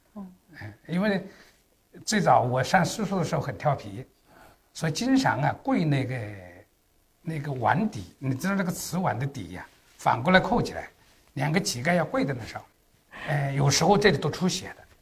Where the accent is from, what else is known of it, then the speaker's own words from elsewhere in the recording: Yueyang, Hunan, China; moved away as an adult; now in Beijing, China; 我老家叫，呃，那时候叫公社嘛哦。哎，黄金公，岳阳县黄金公社，现在是岳阳市了